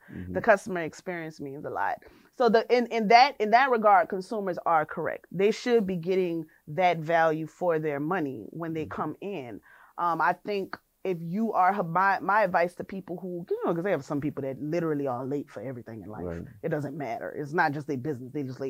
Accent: New Orleans, Louisiana, United States; I'm from New Orleans.

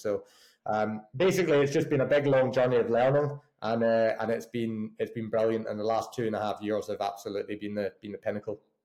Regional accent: just outside of Glasgow, Scotland, United Kingdom; now in Bath, United Kingdom; originally from a little place just outside of Glasgow. So made the made the journey down south

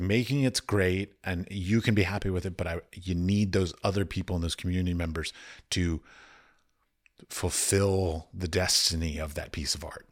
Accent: Washington, District of Columbia, United States; moved away; I have lots of friends that I grew up with in Washington, D C

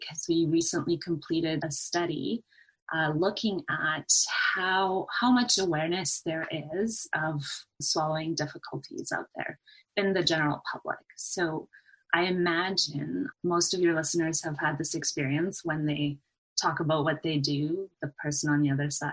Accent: Canada; I finished my degree at the University of Alberta in Edmonton, Canada, so I'm a Canadian

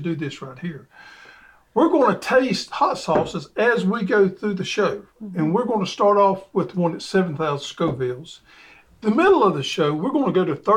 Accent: Georgia, United States; we're from Georgia

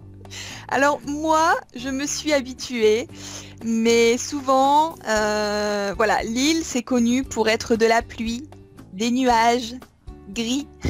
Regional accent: Villeneuve-d'Ascq, Hauts-de-France, France; accent: northern French; moved away as an adult; now in Kobe, Japan; et je viens de Lille

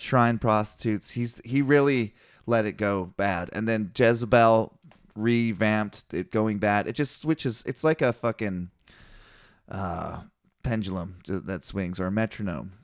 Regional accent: Canada; I'm Canadian

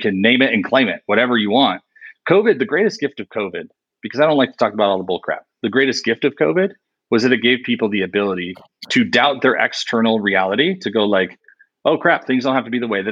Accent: New York, United States; I'm from New York

